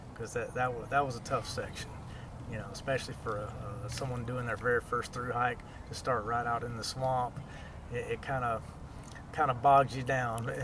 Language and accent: English; Florida, United States; this is my home state. I love Florida. Grew up here